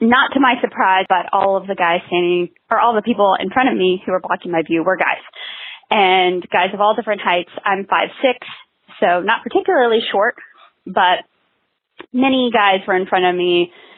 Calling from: Austin, Texas, United States; I am calling from Austin, Texas.

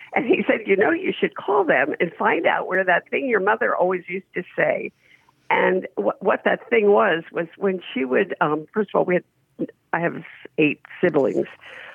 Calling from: North Carolina, United States; I'm calling from North Carolina.

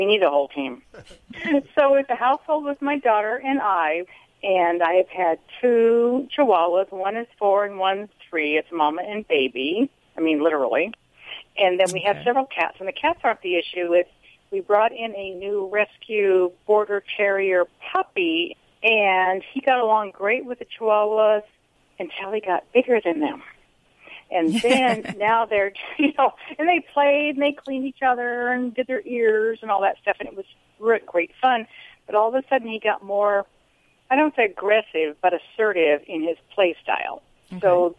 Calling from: Arroyo Grande, California, United States; Arroyo Grande, California.

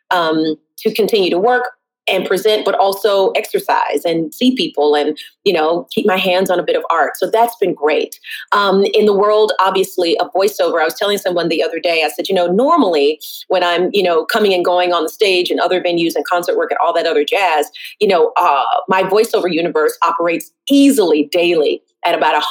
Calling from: Brooklyn, New York, United States

